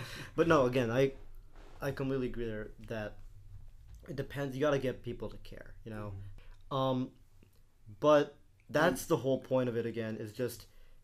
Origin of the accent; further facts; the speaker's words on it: United States; I was born in America